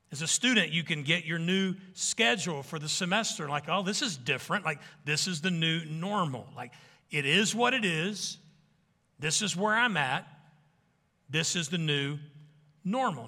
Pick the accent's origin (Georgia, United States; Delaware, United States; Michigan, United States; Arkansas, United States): Arkansas, United States; I'm from Arkansas, a bunch of kids coming out of the woods